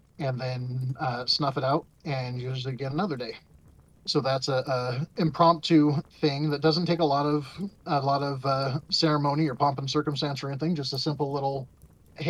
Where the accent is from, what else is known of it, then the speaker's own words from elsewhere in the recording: Scotland, United Kingdom; I'm Scottish and stubborn sometimes